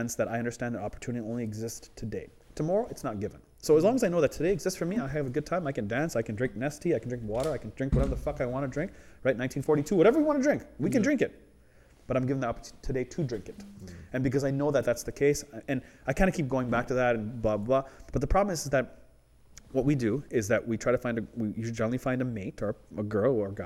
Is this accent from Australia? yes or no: no; Canada; as a Canadian